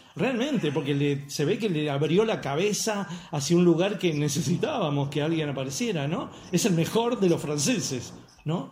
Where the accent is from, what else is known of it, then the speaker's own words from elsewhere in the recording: Argentina; now in Córdoba, Argentina; soy argentino